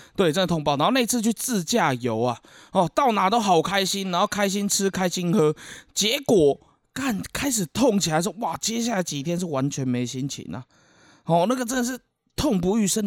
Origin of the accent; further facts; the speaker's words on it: Keelung, Taiwan; 我们基隆这边